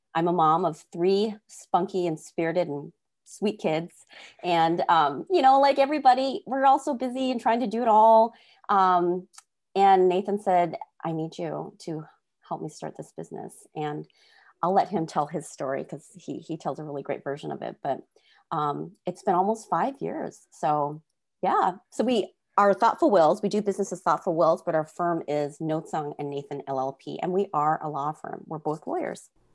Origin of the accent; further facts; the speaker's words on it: North Dakota, United States; we grew up in North Dakota and met each other in orchestra